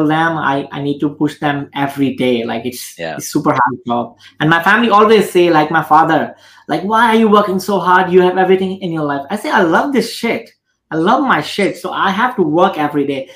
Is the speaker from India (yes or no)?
yes; India; I'm 31 years old right now and I'm Indian